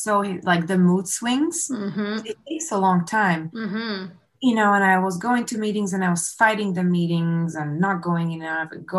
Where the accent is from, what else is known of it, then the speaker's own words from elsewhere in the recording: Slovakia; now in Canada; we got married back home. I'm from Slovakia.